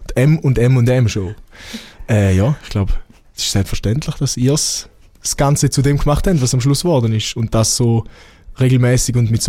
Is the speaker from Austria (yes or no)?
no; Switzerland; Ich bin halt Schweizer, was soll ich?